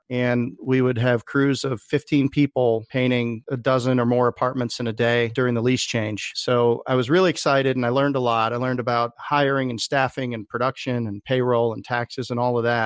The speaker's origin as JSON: {"language": "English", "town": "Chicago", "region": "Illinois", "country": "United States", "tie": "born or raised there", "also_born_or_lived": "Boone, North Carolina", "moved": "as an adult", "said": "I grew up in Chicago, and I came out to Appalachian State University in Boone, North Carolina on a football scholarship"}